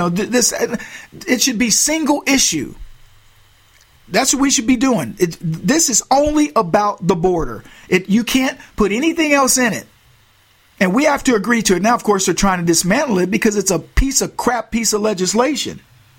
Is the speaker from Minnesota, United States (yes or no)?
no; Texas, United States; I grew up in Texas.